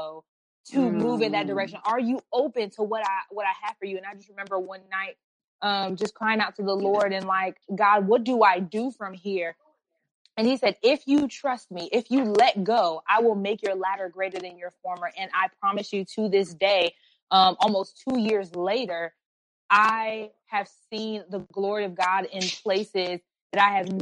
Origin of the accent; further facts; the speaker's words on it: Atlanta, Georgia, United States; We live in Atlanta. I'm from Atlanta. For the most part. I'm pretty much a Georgia peach. I've been there most of my life.